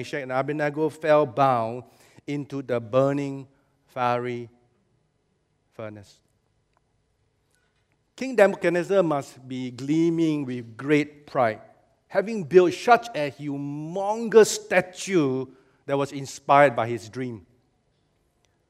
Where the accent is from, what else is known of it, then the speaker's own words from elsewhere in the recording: Singapore; Singaporean believers